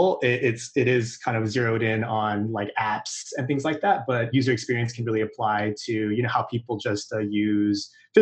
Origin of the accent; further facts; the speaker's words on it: Irvine, California, United States; also born or lived in Fountain Valley, California / Los Angeles, California; I was born in like Fountain Valley, but I was raised in Irvine for my whole life before I went to college